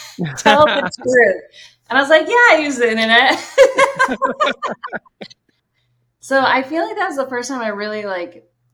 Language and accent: English; Brunswick, Maine, United States; I grew up in Brunswick, Maine.